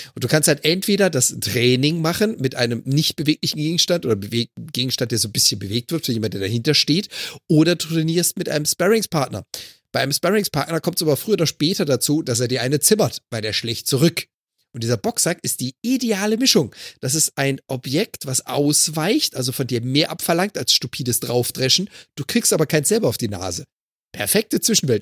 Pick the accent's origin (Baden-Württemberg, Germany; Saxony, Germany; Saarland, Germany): Baden-Württemberg, Germany; Freiburg im Breisgau; moved away; ich komme gebürtig aus Freiburg im Breisgau. Meine Mutter, meine Eltern leben immer noch